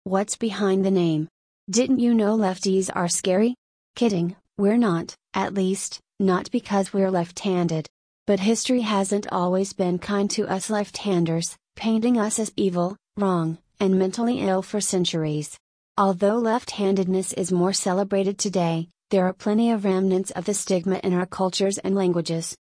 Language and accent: English; United States; As a Malaysian Cambodian Muslim American teenage girl